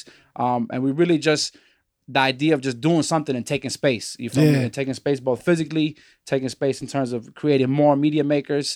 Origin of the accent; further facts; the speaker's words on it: Chicago, Illinois, United States; moved away as an adult; also born or lived in the Bronx; we originally from Chicago, the children of you know, Chilean refugee immigrants, political exiles, refugees, you feel me? And so we grew up here in the Shy.